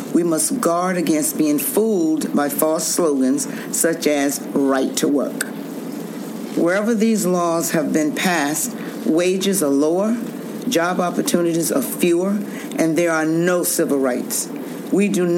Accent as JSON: {"language": "English", "region": "the South", "country": "United States", "tie": "born or raised there", "said": "I grew up in the South"}